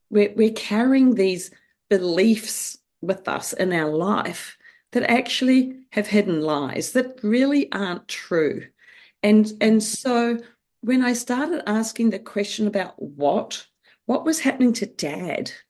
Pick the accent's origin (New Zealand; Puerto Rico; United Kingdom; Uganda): New Zealand; Well, um, yes, I grew up in New Zealand.